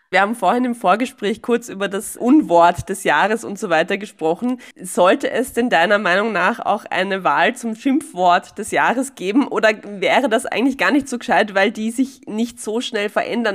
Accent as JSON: {"language": "German", "region": "Vienna", "country": "Austria", "said": "wir in Wien"}